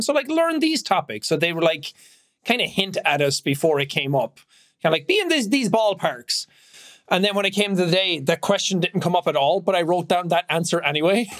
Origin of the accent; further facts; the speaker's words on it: Ireland; I'm Irish. I don't say ATH words properly